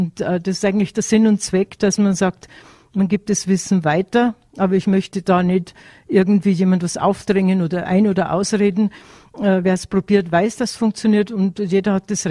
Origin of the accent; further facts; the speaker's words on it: Tyrol, Austria; weil ich bin mit dem Wissen aufgewachsen in Tirol